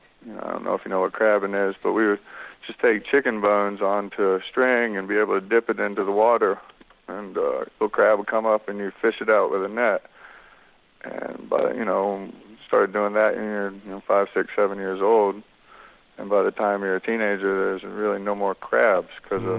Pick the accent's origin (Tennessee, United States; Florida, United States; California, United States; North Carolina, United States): North Carolina, United States; moved away; growing up in North Carolina